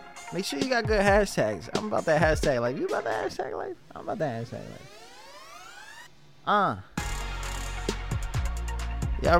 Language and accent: English; New York, United States; now in Virginia, United States; I'm from New York